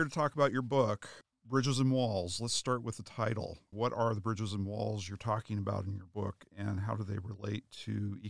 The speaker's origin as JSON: {"language": "English", "region": "Oregon", "country": "United States", "tie": "born or raised there", "said": "I grew up in Oregon."}